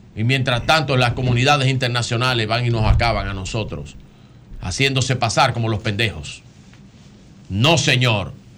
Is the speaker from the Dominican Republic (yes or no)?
yes; Dominican Republic; Como dominicano, como hijo de Duarte, de Sánchez, de Mella y Luperón.